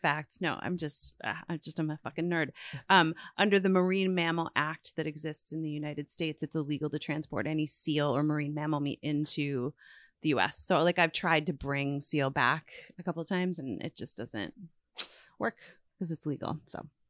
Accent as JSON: {"language": "English", "region": "Newfoundland and Labrador", "country": "Canada", "tie": "born or raised there", "moved": "yes", "said": "growing up in Newfoundland"}